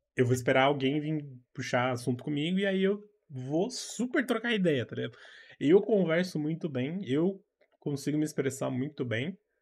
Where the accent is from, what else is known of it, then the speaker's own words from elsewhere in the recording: São Paulo, Brazil; eu sou daqui de São Paulo